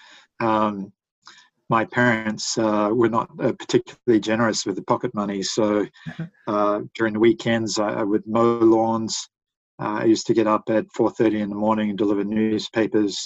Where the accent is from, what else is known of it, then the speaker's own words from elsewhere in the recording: New Zealand; moved away as an adult; also born or lived in Australia; now in Japan; I was born and raised in New Zealand, and then I immigrated to Japan